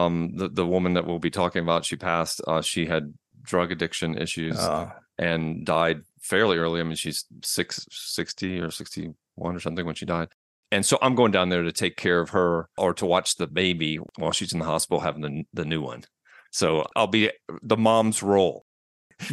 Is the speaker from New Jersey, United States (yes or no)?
no; Atlanta, Georgia, United States; also born or lived in New York; now in Asheville, United States; Well, originally from New York, but I spent most of my life in Atlanta from the age of seven on. I've just recently moved to Asheville, North Carolina in the mountains.